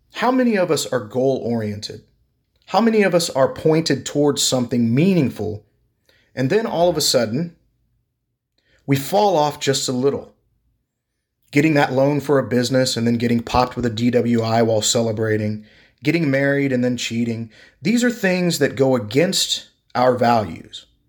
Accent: Texas, United States; I'm from Texas

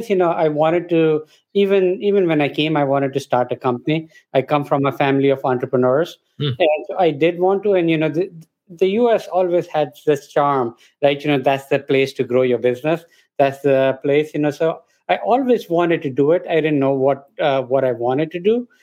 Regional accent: India; moved away as an adult; now in Boston, United States; I grew up in India. You know, I lived there for a good 20 years

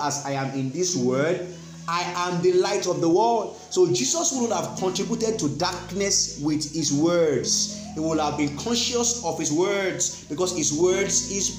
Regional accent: Nigeria; us as Nigerians

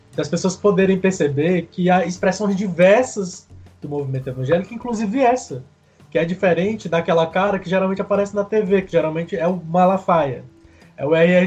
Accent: Chorozinho, Ceará, Brazil; eu sou de Chorozinho, né? Cidadezinha lá no interior do Ceará. E meus pais até hoje moram lá na zona rural. Eu cresci na zona rural.

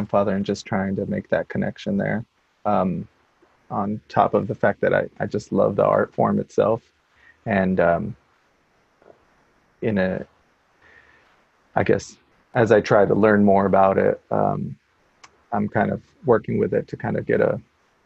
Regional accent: El Paso, Texas, United States; also born or lived in Salt Lake City, Utah; now in Portland, United States; I'm originally from El Paso, Texas

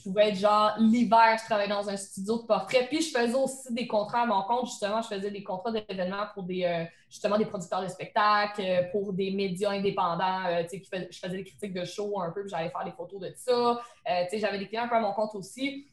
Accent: Beauce, Quebec, Canada; accent: Beauce accent; mon accent de la bosse

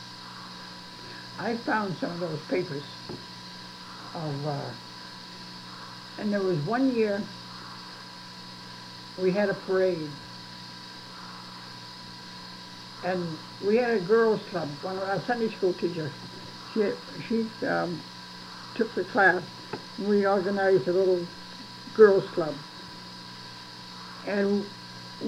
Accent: Brookline, New Hampshire, United States; moved away; I'm from Brookline, New Hampshire.

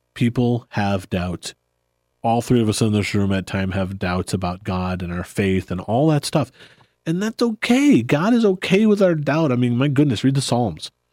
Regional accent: United States; I love being an American

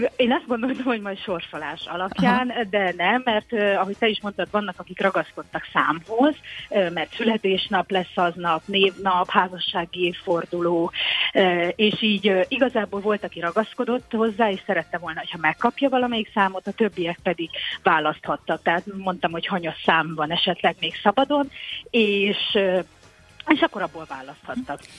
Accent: Tokaj, Borsod-Abaúj-Zemplén, Hungary; now in Fenyves Parkváros, Hungary; a szülővárosomban, Tokajban

